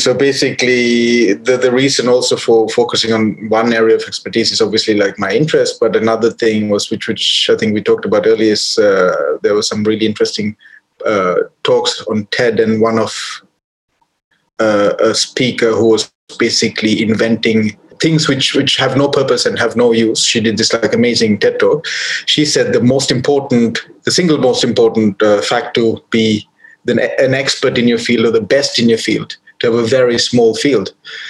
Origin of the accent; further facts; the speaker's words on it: Sri Lanka; when I was growing up in Sri Lanka, into wildlife